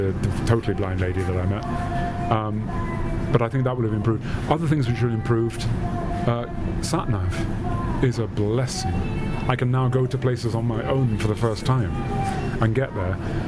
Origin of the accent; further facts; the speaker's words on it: London, United Kingdom; I grew up in London, sighted